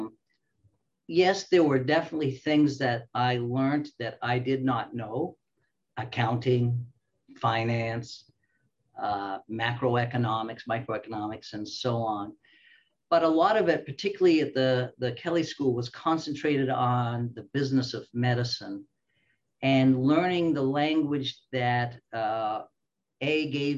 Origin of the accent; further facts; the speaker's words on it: Australia; also born or lived in Canada / Springfield, Illinois, United States; now in United States; I am Australian by birth, Canadian by training